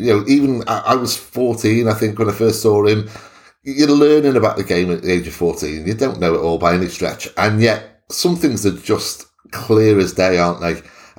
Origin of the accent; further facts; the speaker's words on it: Welsh, Wales, United Kingdom; I'm Welsh